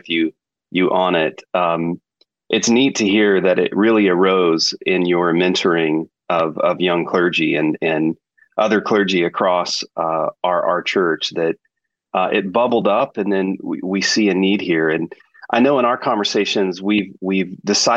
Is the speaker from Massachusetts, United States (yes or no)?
no; Texas, United States; accent: Texas; my Texas accent